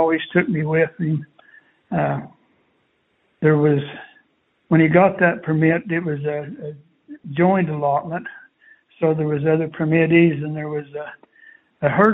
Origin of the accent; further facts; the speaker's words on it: Castle Dale, Utah, United States; I grew up in Cassadale, Utah